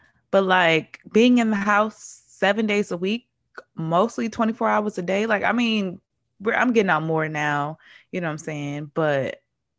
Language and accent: English; United States; I'm also American